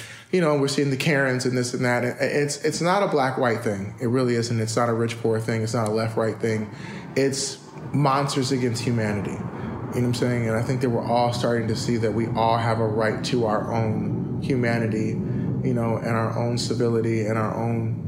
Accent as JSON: {"language": "English", "town": "Inglewood", "region": "California", "country": "United States", "tie": "born or raised there", "also_born_or_lived": "Pacoima, California", "said": "I was born in Pacoima, California, moved to Inglewood"}